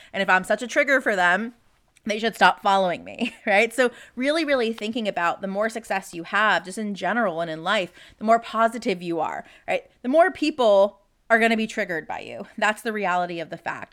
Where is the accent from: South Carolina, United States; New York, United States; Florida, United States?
Florida, United States; now in Texas, United States; my original home state of Florida